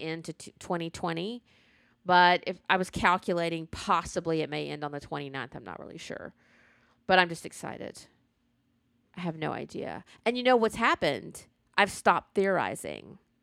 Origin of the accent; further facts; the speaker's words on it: the South, United States; I grew up in the South